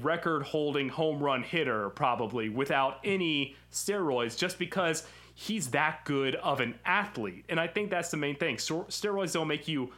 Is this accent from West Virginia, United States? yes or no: no; Memphis, Tennessee, United States; I grew up in Memphis